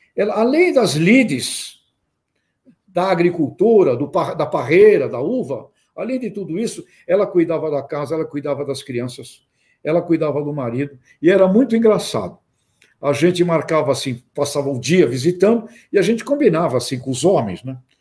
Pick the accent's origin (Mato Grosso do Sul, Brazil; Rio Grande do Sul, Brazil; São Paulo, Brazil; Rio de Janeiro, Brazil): São Paulo, Brazil; Santos; eu nasci em Santos, só fui andar pelo campo já depois de, de um tempo, é, com, meu, com 23 anos de idade